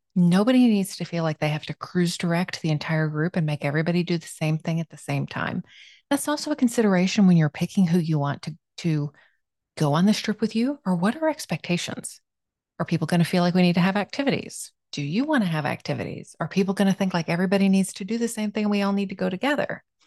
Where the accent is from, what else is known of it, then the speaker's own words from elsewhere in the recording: South Florida, United States; moved away; I grew up in South Florida